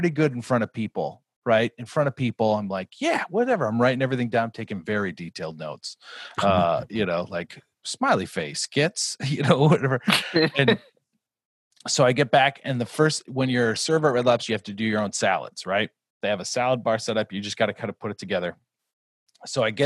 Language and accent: English; Glencoe, Minnesota, United States; I grew up in Glencoe, which is just about an hour south